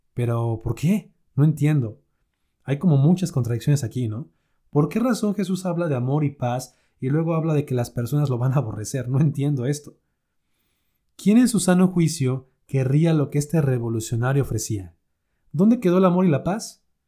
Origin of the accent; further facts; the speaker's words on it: Mexico; aquí en México, por ejemplo, en mi país